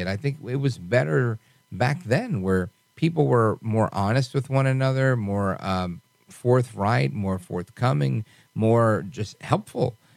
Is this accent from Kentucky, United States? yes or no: no; New York City, New York, United States; I grew up in Brooklyn, New York